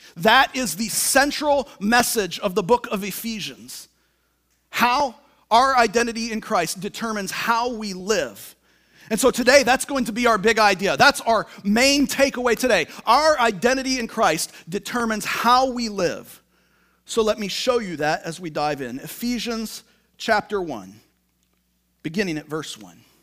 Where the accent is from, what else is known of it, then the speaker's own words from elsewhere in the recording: Tacoma, Washington, United States; moved away; I'm from Tacoma, Washington.